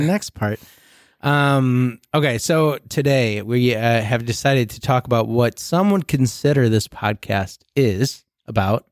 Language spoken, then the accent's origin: English; Rockford, United States; I was from Rockford